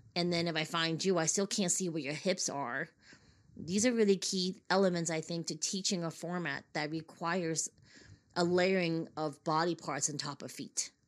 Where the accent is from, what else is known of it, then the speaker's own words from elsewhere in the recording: Boston, Massachusetts, United States; my hometown in Boston